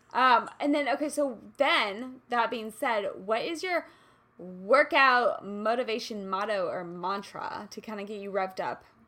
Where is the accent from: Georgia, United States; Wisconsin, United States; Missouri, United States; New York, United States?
Missouri, United States; Kansas City; moved away; I grew up in Kansas City